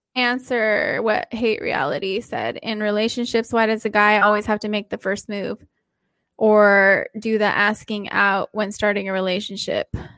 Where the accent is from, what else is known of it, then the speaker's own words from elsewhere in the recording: Southern California, United States; I am also from Southern California.